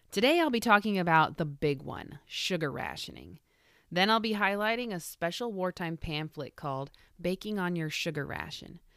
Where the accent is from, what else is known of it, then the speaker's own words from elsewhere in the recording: Midwest, United States; moved away; I grew up in the Midwest